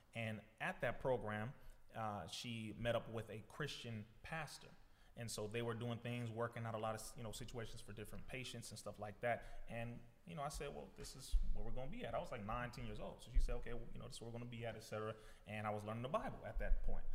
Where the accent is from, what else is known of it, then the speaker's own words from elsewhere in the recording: Compton, California, United States; being born, first of all, in Compton, the youngest of ten children